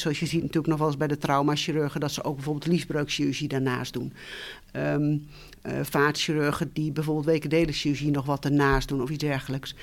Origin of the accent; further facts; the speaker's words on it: Twente, Overijssel, Netherlands; moved away as an adult; also born or lived in Utrecht / Tilburg / Nijmegen; opgegroeid ben ik in Twente, in een klein dorp